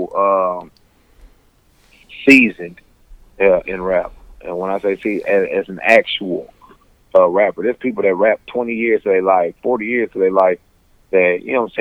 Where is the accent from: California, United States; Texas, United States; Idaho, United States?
Texas, United States; Houston; I'm from the southwest side of Houston, Texas. I'm from Forum Park